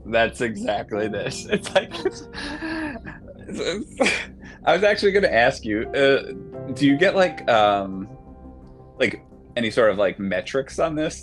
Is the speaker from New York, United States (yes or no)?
yes; Long Island, New York, United States; someone I grew up with on Long Island